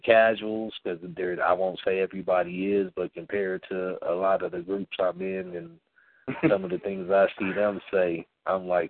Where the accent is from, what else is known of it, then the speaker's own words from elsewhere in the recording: San Diego, California, United States; my hometown of San Diego, California